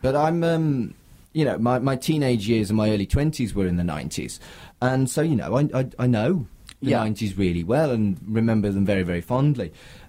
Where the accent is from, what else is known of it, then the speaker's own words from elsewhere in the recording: United Kingdom; But that's hardly fair because I am fundamentally British.